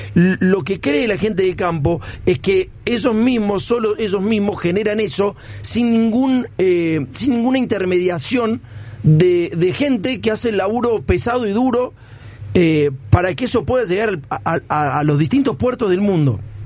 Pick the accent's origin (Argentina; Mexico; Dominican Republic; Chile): Argentina; nuestro país